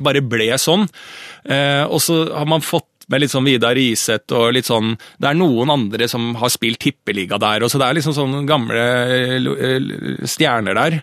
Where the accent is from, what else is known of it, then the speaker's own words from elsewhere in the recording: Bærum, Akershus, Norway; jeg er selv fra Bærum